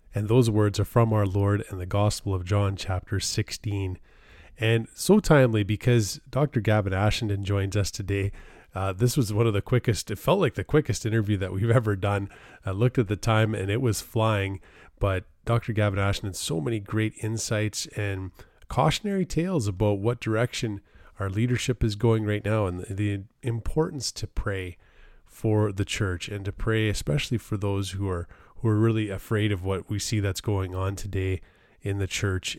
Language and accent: English; Canada; as a, as a Canadian and a member of the Commonwealth